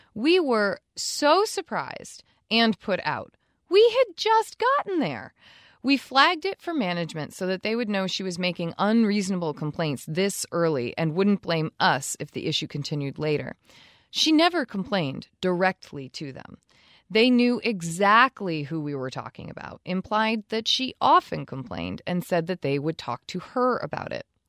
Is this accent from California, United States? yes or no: no; Vermont, United States; We're from Vermont. We are literally from the land that tries to claim its fame as maple syrup